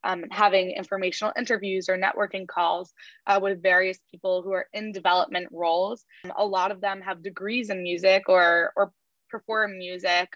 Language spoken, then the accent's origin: English; New York, United States; growing up in New York and being able to go to the hall and hear concerts